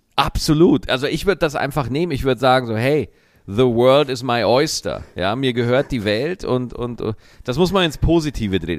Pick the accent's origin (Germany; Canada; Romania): Germany; Lower Bavaria; bei uns in Niederbayern